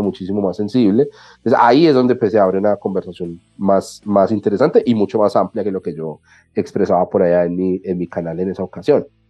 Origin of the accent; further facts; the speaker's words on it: Colombia; aquí en Colombia